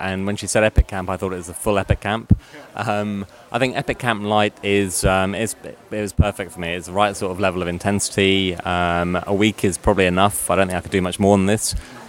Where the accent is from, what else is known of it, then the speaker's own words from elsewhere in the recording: London, United Kingdom; So I'm from London, England.